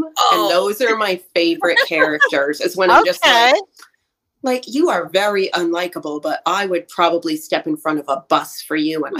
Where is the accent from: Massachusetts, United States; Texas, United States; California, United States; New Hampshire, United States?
New Hampshire, United States; I'm from New Hampshire. Like, we're cold and brittle and terrible here.